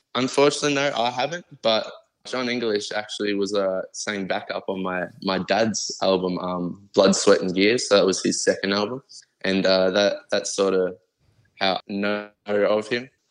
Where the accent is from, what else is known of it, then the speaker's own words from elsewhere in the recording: Brisbane, Queensland, Australia; I'm Aussie all the way through, man. I'm always going to rap aussie, in Queensland, Brizzy City, 100%.